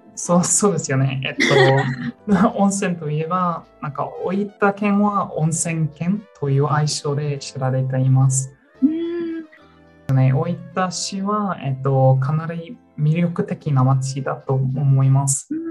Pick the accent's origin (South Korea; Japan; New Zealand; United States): New Zealand; Japanese is a second language; moved away as an adult; now in Melbourne, Australia; ニュージーランド出身ですが、この6年間、メルボンに住んでいて